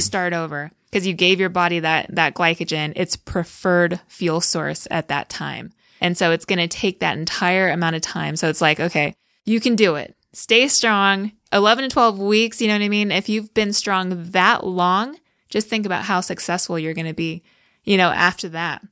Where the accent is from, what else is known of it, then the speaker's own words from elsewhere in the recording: California, United States; moved away as an adult; also born or lived in New Jersey / Austin; now in Salt Lake City, United States; we're from California, and we've lived in New Jersey